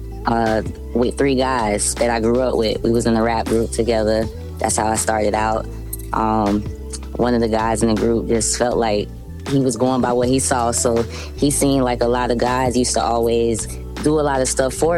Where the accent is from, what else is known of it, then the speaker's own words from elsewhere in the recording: Clearwater, Florida, United States; I'm from Clearwater, Florida, and a lot of people don't know where that's at. That's, like, right outside of Tampa